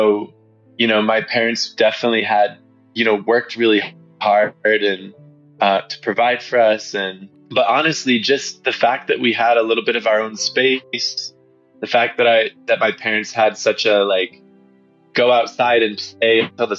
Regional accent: Detroit, Michigan, United States; the suburbs of Detroit where I grew up, it's a great place for kids.

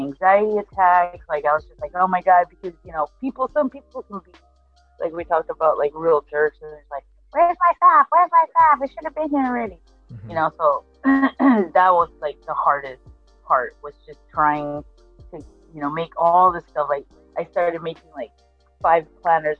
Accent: Argentina; I'm from Argentina

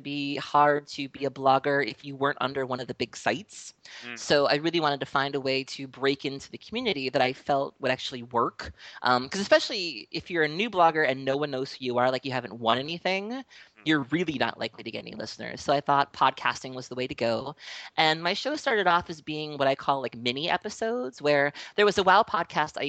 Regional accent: Milwaukee, Wisconsin, United States; I am from Milwaukee, Wisconsin, born and raised

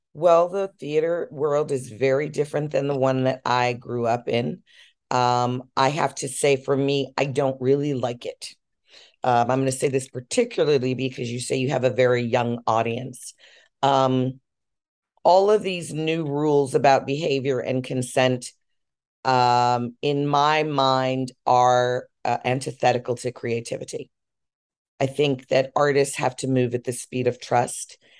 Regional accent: Chicago, Illinois, United States; I'm from Chicago

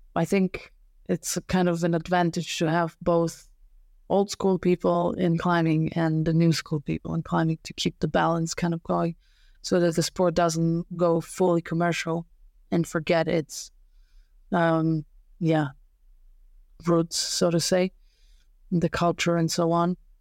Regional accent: Serbia; English is a second language; moved away as an adult; also born or lived in Slovenia; now in Germany; when I was a kid, it was not even close to the conditions that, uh, now exist in my hometown

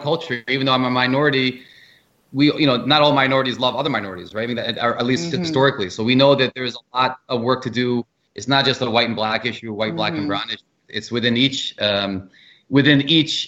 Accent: outside DC, Maryland, United States; I'm from DC, so I'll leave it at that. I'm from Maryland, right outside.

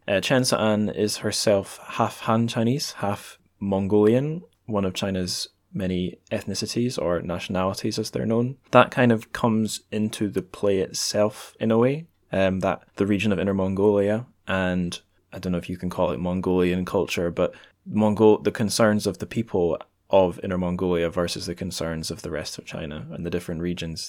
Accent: Dundee, Scotland, United Kingdom; also born or lived in Edinburgh; I'm back in my hometown of Dundee, recording this in my mum's dining room

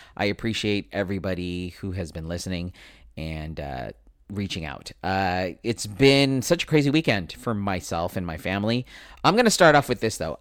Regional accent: United States; I am Filipino American

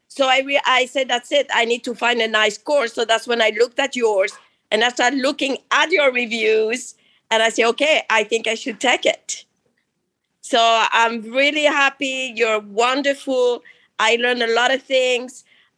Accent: Miami, Florida, United States; I'm from Miami, Florida.

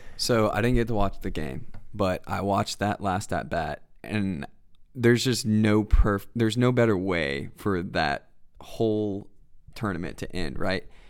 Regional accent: Canton, Georgia, United States; also born or lived in Cleveland, Ohio; I'm originally from Cleveland, Ohio. My whole family's from there, up in the northeast of Ohio. You know, everything's, uh, worked for. Nothing's given to ya. Um, m, lived there till I was about six. We moved down to Canton, Georgia, which is about thirty minutes north of Atlanta. So growing up, you know, Metro Atlanta

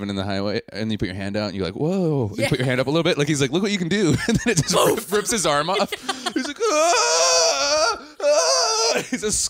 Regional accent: Wisconsin, United States; I'm from Wisconsin.

